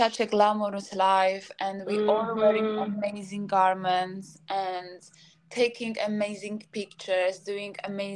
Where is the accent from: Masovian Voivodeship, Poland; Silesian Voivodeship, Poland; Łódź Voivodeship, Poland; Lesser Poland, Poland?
Lesser Poland, Poland; Krakow; moved away as an adult; now in London, United Kingdom; I was born in Krakow